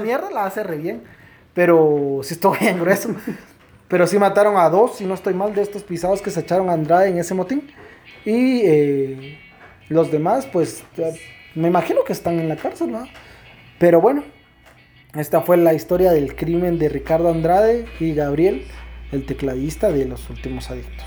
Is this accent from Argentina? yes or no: no; Guatemala; yo soy guatemalteco y no tengo miedo de decirlo